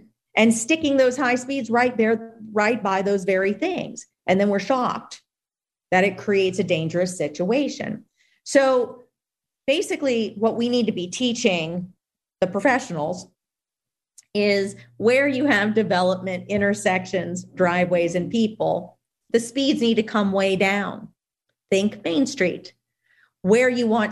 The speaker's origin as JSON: {"language": "English", "region": "Louisiana", "country": "United States", "tie": "born or raised there", "said": "my home state of Louisiana"}